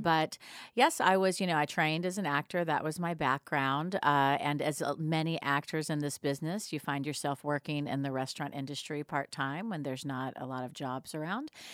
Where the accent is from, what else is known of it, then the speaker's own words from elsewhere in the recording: Atlanta, Georgia, United States; I was actually back here in Atlanta